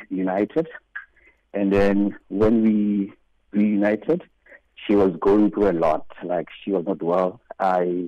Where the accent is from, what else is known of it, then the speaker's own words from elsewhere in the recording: South Africa; moved away; I am South African.